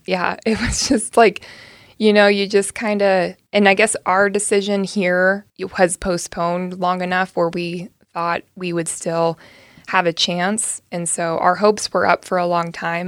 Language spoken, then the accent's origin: English; Dorris, California, United States; moved away as an adult; I grew up on a, um, a beef cattle and hay ranch, um, right along the California Oregon border in the Klamath Basin, um, just on the California side of the border. Little town called Doris, California is where I went to high school